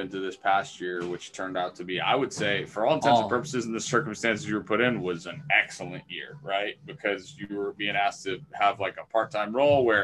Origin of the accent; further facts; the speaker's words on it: New England, United States; We're from New England